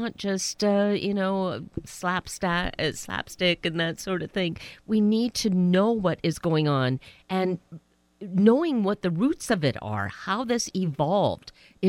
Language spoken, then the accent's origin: English; Canada; now in United States; I myself am a naturalized citizen because I moved here from Canada.